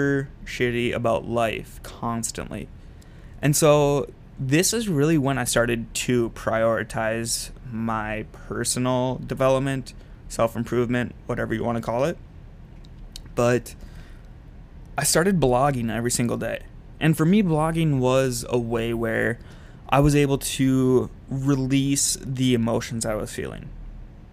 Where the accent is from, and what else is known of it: Minnesota, United States; moved away as an adult; also born or lived in Utah